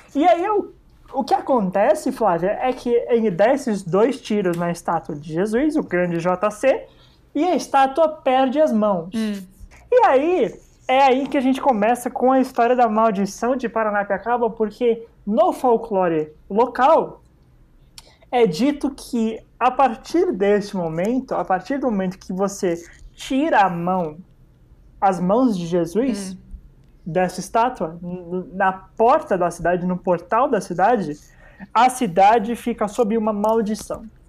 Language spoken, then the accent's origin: Portuguese; ABC Paulista, São Paulo, Brazil; eu cresci e moro no, no ABC